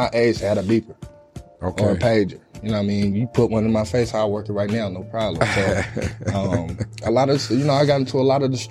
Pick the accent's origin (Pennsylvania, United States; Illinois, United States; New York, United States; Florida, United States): Illinois, United States; Chicago; It is. I'm sure it's probably the same thing, man. Chicago's rough. It's a tough city. You got to have thick skin.